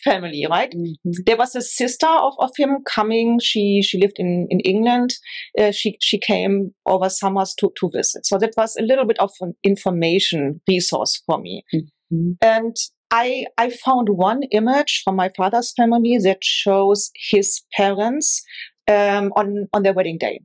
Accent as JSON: {"language": "English", "region": "Northern Germany", "country": "Germany", "tie": "born or raised there", "moved": "yes", "said": "I grew up in Northern Germany"}